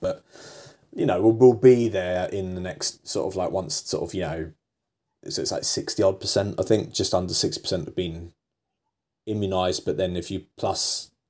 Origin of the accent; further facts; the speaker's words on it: England, United Kingdom; I'm English, so I if people tell me to do something, I do it